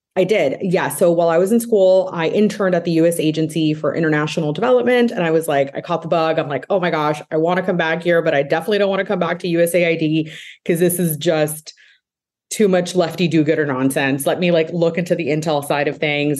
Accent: Miami, Florida, United States; moved away; I'm originally from Miami

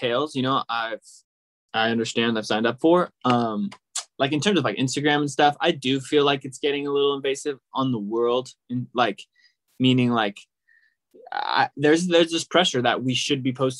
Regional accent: Sacramento, California, United States; also born or lived in Palo Alto; now in Los Angeles, United States; I was actually born and raised in Sacramento. I'm born in Palo Alto, but grew up in Sacramento

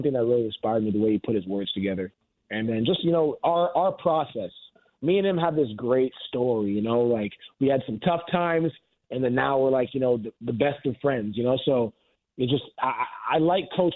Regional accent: Canada; being a Canadian

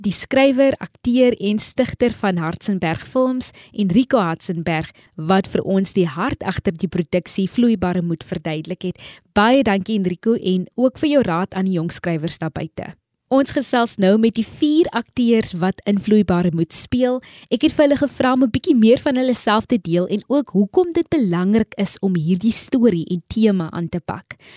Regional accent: Kraaifontein, Western Cape, South Africa; ek is ook toevallig van Kraaifontein

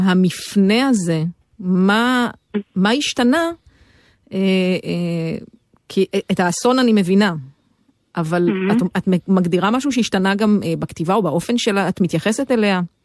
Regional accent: Jezreel Valley, Northern District, Israel; moved away; אני מעמק יזרעאל

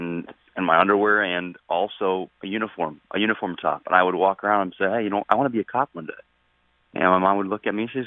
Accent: Connecticut, United States; it's not necessarily my hometown, but it's my home state

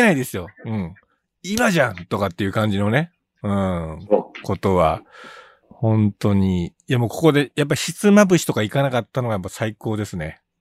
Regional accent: Kitakyushu, Fukuoka, Japan; now in Tokyo, Japan; 僕はやっぱり生まれ育ちがそちら

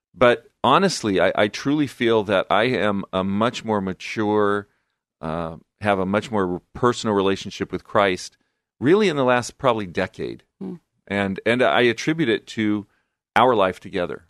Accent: Fullerton, California, United States; moved away as an adult; also born or lived in Long Beach, California / Albuquerque, New Mexico / Guadalajara, Mexico; I grew up in Southern California, Fullerton, in Orange County, California. Born and raised, actually

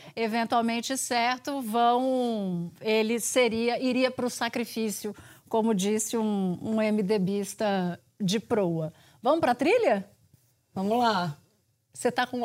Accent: Pernambuco, Brazil; eu cresci em Pernambuco.

